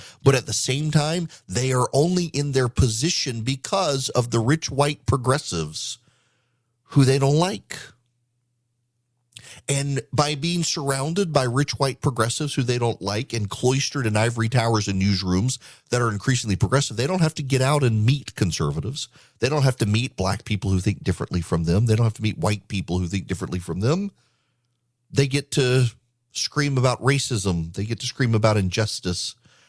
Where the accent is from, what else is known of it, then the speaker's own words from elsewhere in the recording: Dubai, United Arab Emirates; But when I was a kid growing up in Dubai, Charles and Diana were on a tour of the Middle East